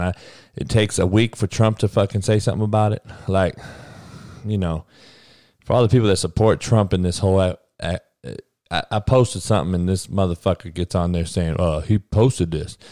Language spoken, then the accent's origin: English; Compton, California, United States; I'm from Compton. Grew up with all brothers